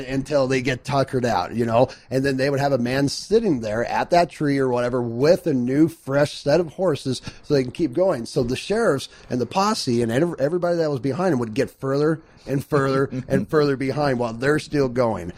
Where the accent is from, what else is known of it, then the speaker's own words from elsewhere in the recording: Phoenix, Arizona, United States; I was born and raised in Phoenix, Arizona